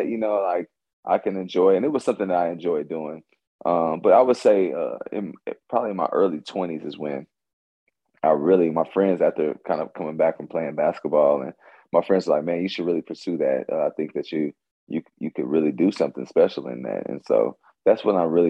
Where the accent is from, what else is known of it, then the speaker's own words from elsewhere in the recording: Kansas City, Kansas, United States; I'm from Wyandotte County. Was blessed to go to one of the most amazing elementary schools, which I always say is Hazel Grove